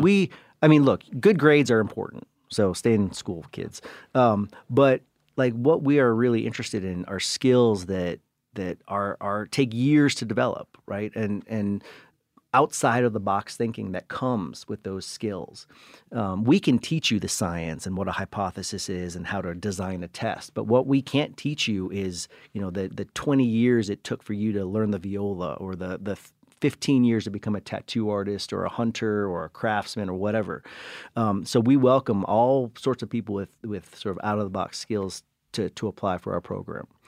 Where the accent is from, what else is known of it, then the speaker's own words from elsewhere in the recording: Cleveland, Ohio, United States; first language English; I was born in Cleveland